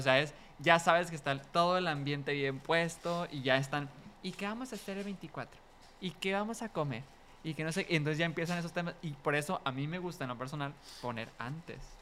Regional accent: Mexico; como mexicanos la vemos

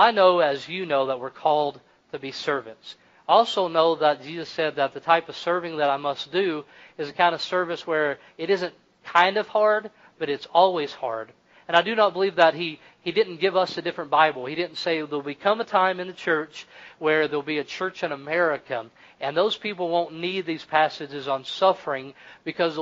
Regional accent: Kentucky, United States; I'm from Kentucky

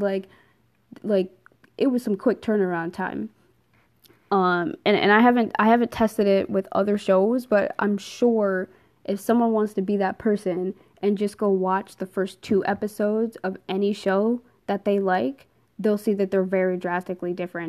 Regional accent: New Jersey, United States; moved away as an adult; now in Pennsylvania, United States; I am originally from New Jersey

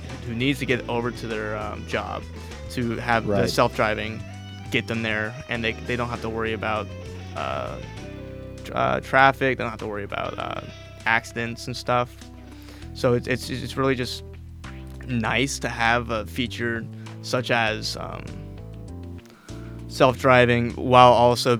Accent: California, United States; As a Californian

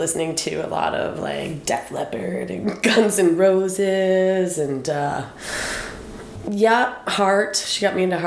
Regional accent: Deer Island, New Brunswick, Canada; also born or lived in St. George, New Brunswick; I'm from Deer Island. Like, that's where I was growing up. So I went to high school in St. George at Fundy High.

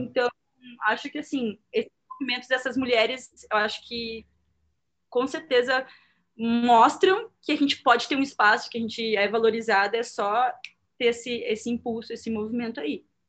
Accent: Porto Alegre, Rio Grande do Sul, Brazil; moved away as an adult; now in São Paulo, Brazil; eu não sou de São Paulo, eu moro atualmente em São Paulo há sete anos, mas eu sou de Porto Alegre

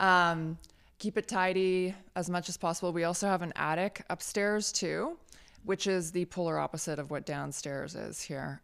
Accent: Richmond, British Columbia, Canada; my hometown of Steeston didn't have a shop that offered those sorts of things

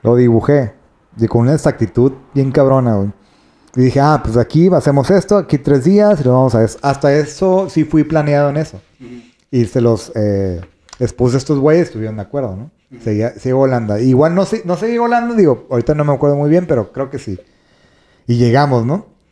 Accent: northern Mexico, Mexico; somos, este, norteños

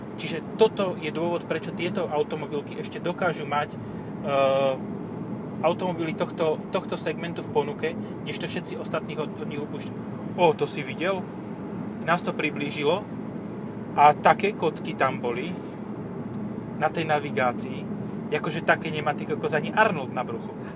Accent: eastern Slovakia, Slovakia; U nás na východe

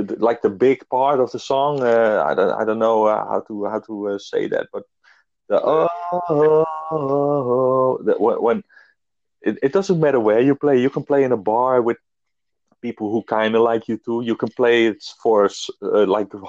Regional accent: Netherlands; we are in my hometown, actually, where I live

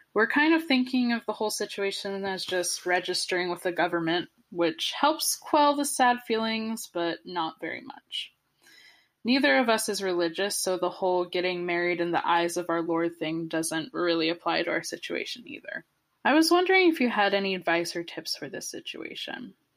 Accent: Southern California, United States; Southern California where I'm from

